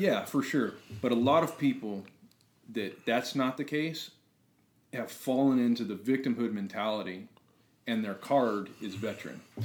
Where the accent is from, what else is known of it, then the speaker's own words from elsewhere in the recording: New Mexico, United States; moved away as an adult; so I come from New Mexico. Uh, my family's all still there. Uh, it's a small, pretty small ranch community.